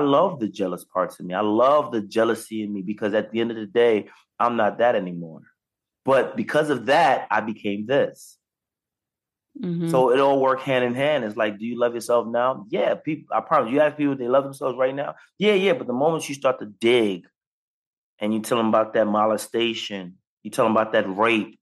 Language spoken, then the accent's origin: English; New York, United States; 15 years old, I'm on a block. I'm from New York